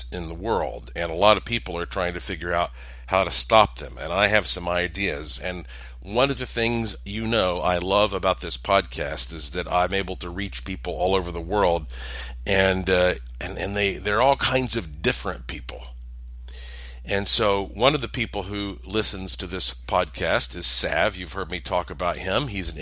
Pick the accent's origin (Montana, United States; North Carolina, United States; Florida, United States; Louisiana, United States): North Carolina, United States; I'm from the South. I'm from North Carolina